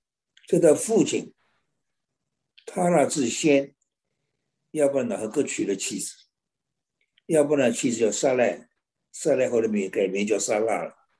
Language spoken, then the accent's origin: Chinese; China; 我想着真是赶不上我们中国人聪明。